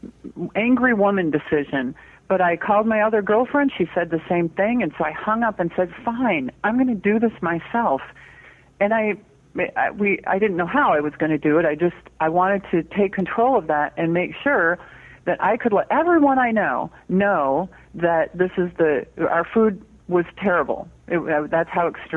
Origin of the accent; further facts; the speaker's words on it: Michigan, United States; now in Petaluma, United States; I grew up in Michigan